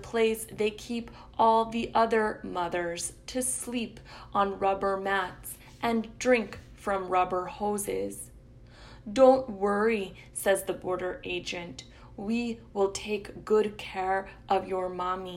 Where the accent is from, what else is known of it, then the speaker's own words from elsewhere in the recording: El Paso, Texas, United States; also born or lived in Ciudad Juárez, Mexico; I grew up in El Paso, Ciudad Juarez, post 9/11